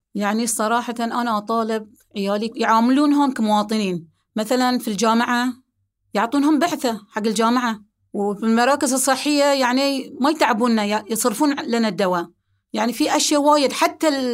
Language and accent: Arabic; Bahrain; أنا أم بحرينية